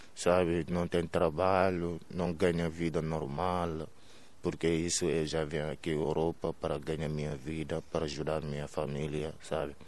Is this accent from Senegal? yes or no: yes; Senegal; Portuguese is a second language; moved away as an adult; also born or lived in Lisbon, Portugal; now in Porto, Portugal; eu saí do Senegal